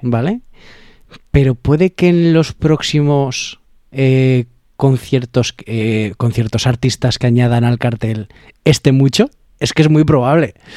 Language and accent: Spanish; Alfaro, La Rioja, Spain; mi pueblo, de Alfaro